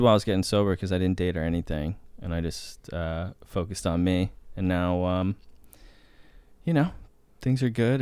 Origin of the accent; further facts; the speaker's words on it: Boston, Massachusetts, United States; now in Los Angeles, United States; I grew up in Boston. And then I moved to L